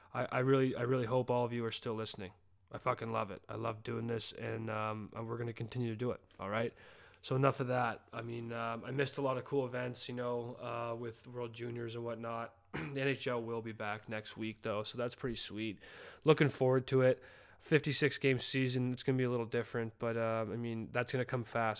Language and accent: English; Calgary, Alberta, Canada; born or raised there; moved away as an adult; now in Birmingham, United States